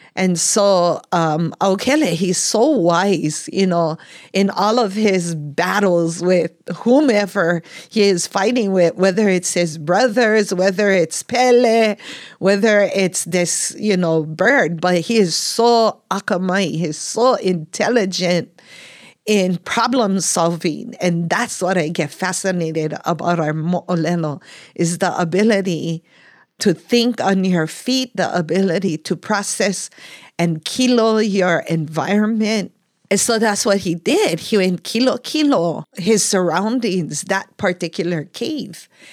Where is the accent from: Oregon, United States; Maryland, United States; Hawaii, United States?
Hawaii, United States; Kupahua, Puna; growing up In Kupahua, and a lot of times people refer that whole Lower Puna area is Kalapana